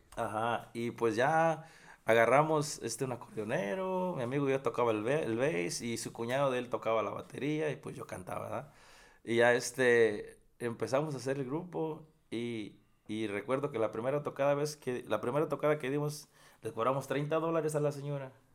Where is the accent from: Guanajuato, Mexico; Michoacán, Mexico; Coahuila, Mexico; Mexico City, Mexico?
Michoacán, Mexico; Apatzingán; moved away as an adult; yo soy de apaxingán Michoacán. Entonces, donde yo nací